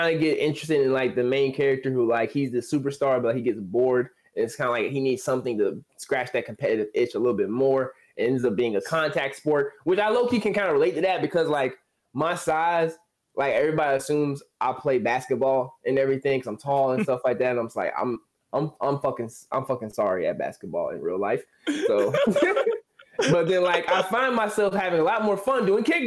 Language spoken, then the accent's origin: English; Georgia, United States; I'm from Georgia